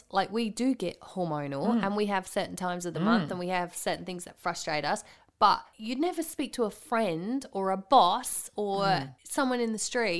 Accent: England, United Kingdom; I'm the English person.

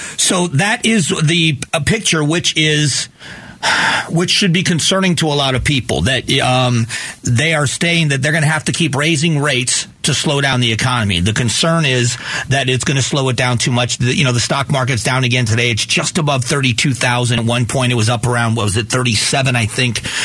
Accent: Florida, United States; where I grew up in Florida

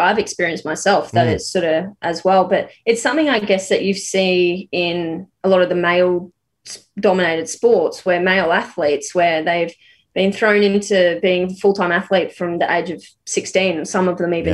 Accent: Rockhampton, Queensland, Australia; also born or lived in Brisbane; growing up in Rocky in a regional area

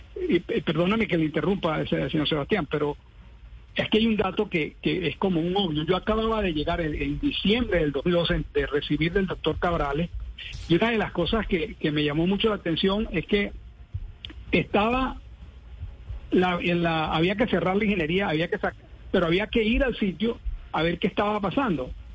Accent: Venezuela; moved away as an adult; now in Colombia; soy venezolano, vine con muchas esperanzas y alegrías de poder trabajar

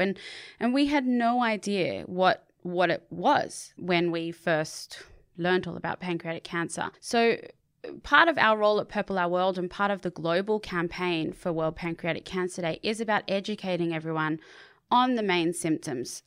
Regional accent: Sydney, New South Wales, Australia; I did grow up on Bondi Beach

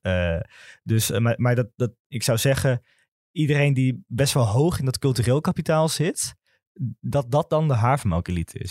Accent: Amsterdam, North Holland, Netherlands; Ik kom zelf uit Zuidoost, uit de Belmer

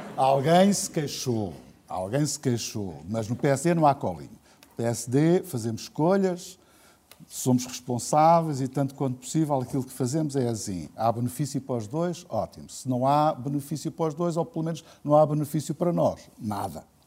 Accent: Oeiras, Lisbon, Portugal; Nasci em Oeiras, sempre vivi em Oeiras

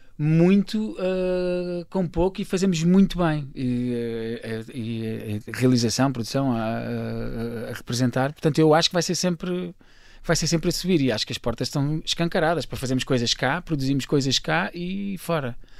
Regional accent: Carcavelos, Lisbon, Portugal; eu nasci em Lisboa, mas cresci em Carcavelos, uh, okay. Carcavelos, Paredes, um menino da linha

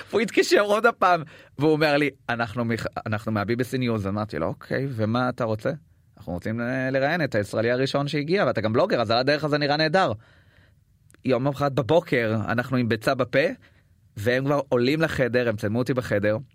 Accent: Israel; אני בא מישראל

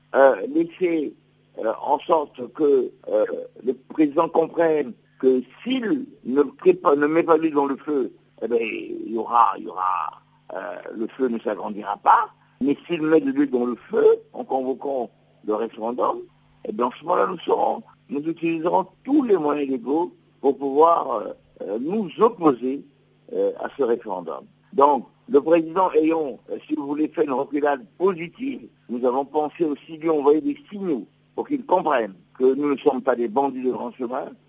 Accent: Republic of the Congo; Nous sommes des Congolais

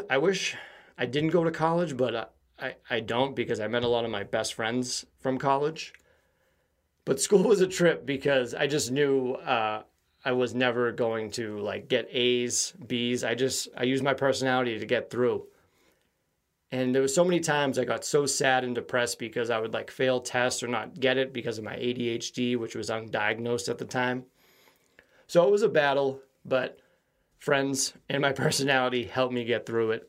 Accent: Quincy, Massachusetts, United States; I feel like the city I grew up in Quincy has a different type of humor.

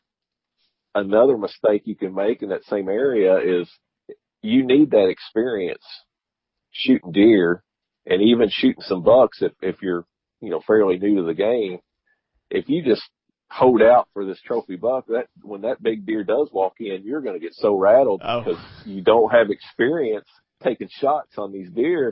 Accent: Kentucky, United States; now in Georgia, United States; I'm originally from Kentucky

